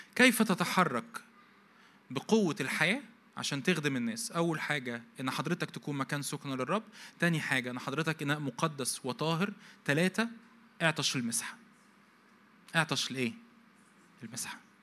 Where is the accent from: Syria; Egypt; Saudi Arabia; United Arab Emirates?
Egypt; عندنا في مصر